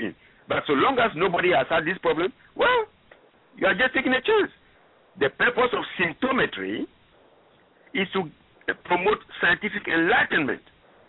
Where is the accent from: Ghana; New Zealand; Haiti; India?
Ghana; first language French; English is a second language; moved away as an adult; also born or lived in Gabon / Cameroon; now in United States; I'm originally from Ghana, where the staple food is corn and cassava